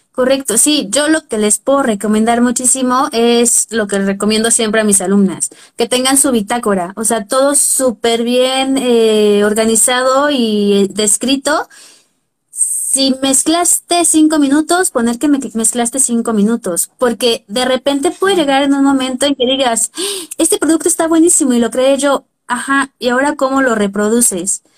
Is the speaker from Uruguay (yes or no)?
no; Puebla, Mexico; yo soy de Puebla